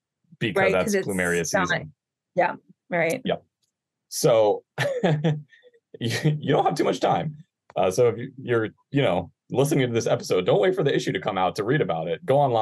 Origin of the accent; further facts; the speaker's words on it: North Shore, Hawaii, United States; I grew up on the North Shore